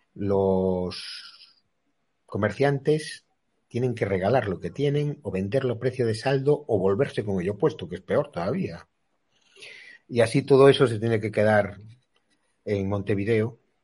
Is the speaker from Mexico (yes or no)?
no; Spain; Los españoles nos creemos que somos españoles.